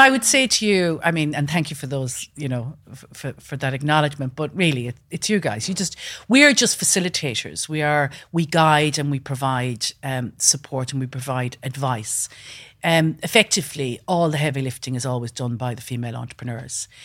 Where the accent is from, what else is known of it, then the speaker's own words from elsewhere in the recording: west coast of Ireland, Ireland; moved away; when I was growing up in Ireland, really. And, um, I'm originally from the west coast of Ireland, a small farm